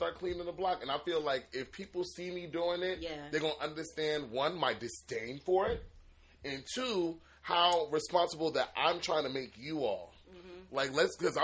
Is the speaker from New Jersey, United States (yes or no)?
yes; New Jersey, United States; also born or lived in Washington, D.C.; But I lived my whole life in Jersey.